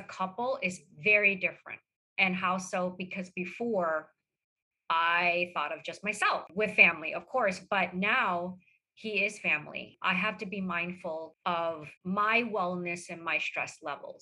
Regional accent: New York City, New York, United States; I'm originally from the Bronx, New York

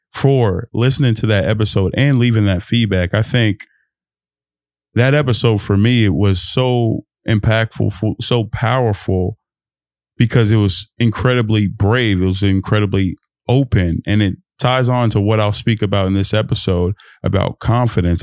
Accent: Fort Worth, Texas, United States; I'm Nigerian, born in America, but being a Nigeria, Nigerian in America

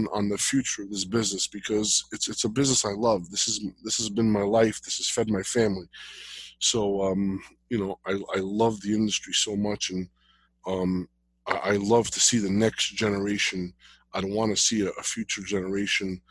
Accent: Jersey City, New Jersey, United States; I grew up in Jersey City

